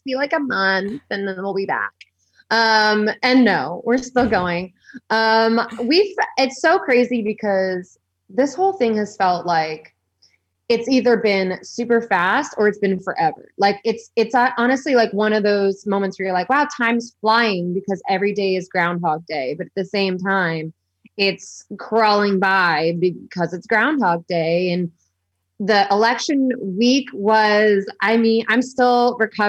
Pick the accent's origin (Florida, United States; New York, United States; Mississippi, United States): Florida, United States; Melbourne; now in Los Angeles, United States; I am from Melbourne, Florida, the 3-2-1 countdown county.